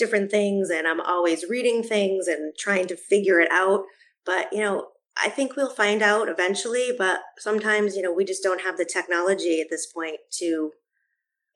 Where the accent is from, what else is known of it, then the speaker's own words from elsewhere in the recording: Boston, Massachusetts, United States; moved away; I'm from Boston originally